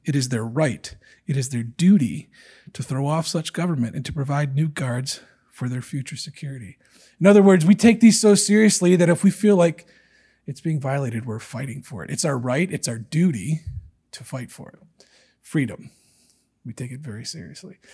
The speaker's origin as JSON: {"language": "English", "country": "United States", "said": "It's something that I'm very proud of as an American"}